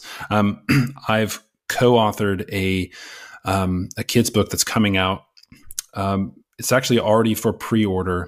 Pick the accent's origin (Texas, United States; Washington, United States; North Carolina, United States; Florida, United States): Texas, United States; moved away as an adult; also born or lived in California / England; now in United Kingdom; being a Texan, living right on the border of Mexico for my whole childhood through teenage and early adult